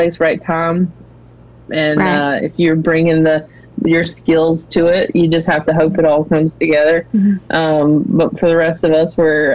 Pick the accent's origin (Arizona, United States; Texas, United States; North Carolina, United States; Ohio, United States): North Carolina, United States; a tiny town outside Charlotte; moved away; I grew up in a tiny town outside of it